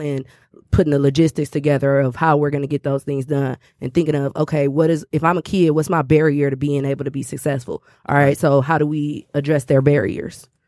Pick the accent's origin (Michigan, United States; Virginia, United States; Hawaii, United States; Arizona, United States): Michigan, United States; Detroit; I'm from Detroit.